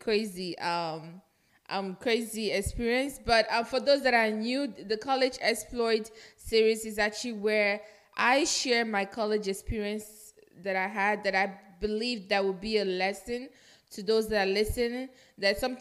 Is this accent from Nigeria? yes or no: yes; Nigeria; moved away; I'm Nigerian. If you're listening to this podcast long enough, you should know I'm Nigerian, because I am proud Nigerian too. I'm proud of my origin